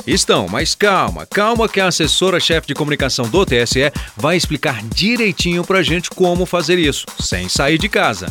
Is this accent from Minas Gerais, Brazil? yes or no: yes; Minas Gerais, Brazil; Já em minha terra